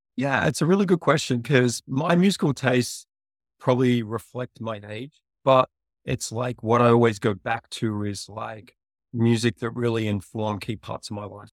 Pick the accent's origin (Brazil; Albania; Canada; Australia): Australia; moved away as an adult; also born or lived in Africa / Asia; now in United States; I'm from a town of fifty people in Australia